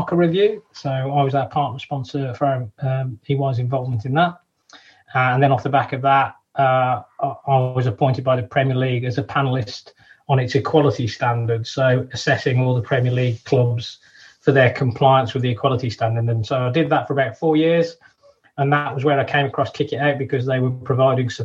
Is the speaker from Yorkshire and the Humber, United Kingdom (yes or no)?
no; Wolverhampton, West Midlands, United Kingdom; we're actually born and brought up in Wolverhampton